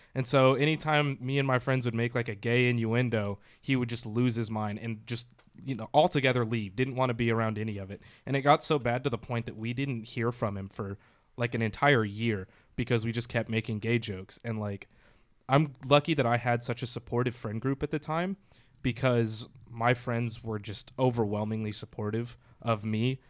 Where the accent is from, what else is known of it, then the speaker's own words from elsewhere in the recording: the South, United States; moved away; I was raised in the South